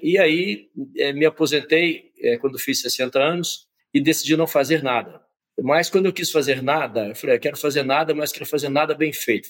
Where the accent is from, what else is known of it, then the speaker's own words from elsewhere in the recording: Conceição do Mato Dentro, Minas Gerais, Brazil; sou mineiro de Conceição do Mato Dentro, cidade histórica de Minas Gerais.